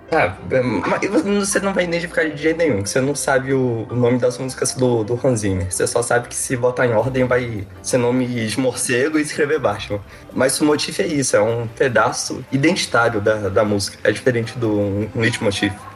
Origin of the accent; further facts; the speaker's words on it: Brazil; como brasileiros que somos